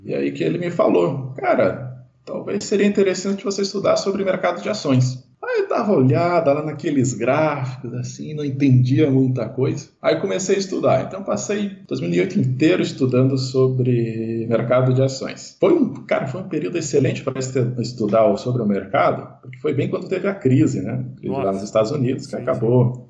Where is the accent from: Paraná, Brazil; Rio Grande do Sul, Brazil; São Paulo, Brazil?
Rio Grande do Sul, Brazil; Dom Feliciano; moved away as an adult; eu sou nascido no Rio Grande do Sul, numa cidadezinha chamada Dom Feliciano. Eu nasci e cresci essa cidadezinha